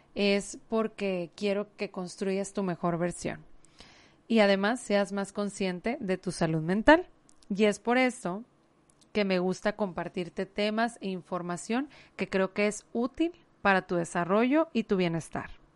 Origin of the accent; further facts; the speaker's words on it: Mexico; aquí en mi país